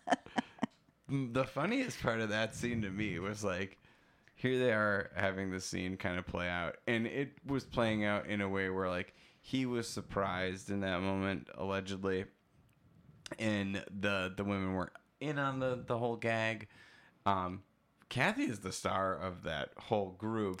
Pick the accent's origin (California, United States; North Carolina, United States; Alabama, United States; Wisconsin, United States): Wisconsin, United States; Oshkosh; I'm from Wisconsin